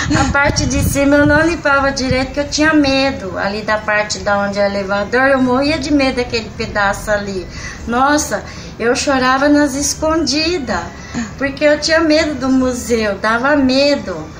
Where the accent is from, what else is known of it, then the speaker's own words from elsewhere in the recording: Santana de Parnaíba, São Paulo, Brazil; also born or lived in Pirapora do Bom Jesus; Quando eu vim morar em Santana do Parnaíba, eu ainda era menina, sou de Pirapora, nasci lá